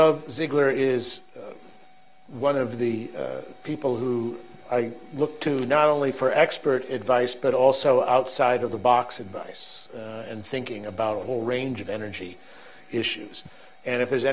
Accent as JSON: {"language": "English", "town": "Minneapolis", "region": "Minnesota", "country": "United States", "tie": "born or raised there", "said": "McAllister College from my hometown in Minneapolis"}